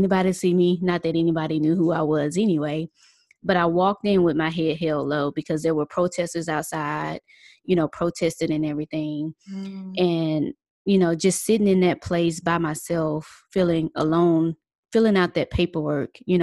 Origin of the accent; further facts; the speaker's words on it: Mississippi, United States; we're originally from Mississippi